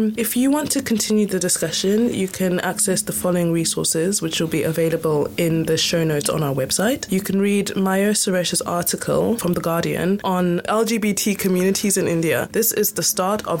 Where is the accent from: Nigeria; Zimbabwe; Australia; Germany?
Zimbabwe; I'm from Zimbabwe